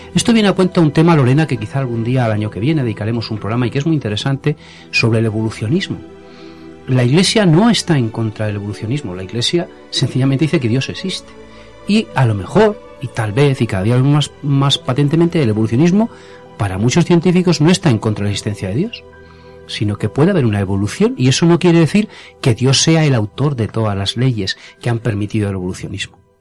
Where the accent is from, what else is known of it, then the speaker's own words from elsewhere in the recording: Torrecilla de la Orden, Castile and León, Spain; en mi pueblo, en Torrecilla la Orden, en Valladolid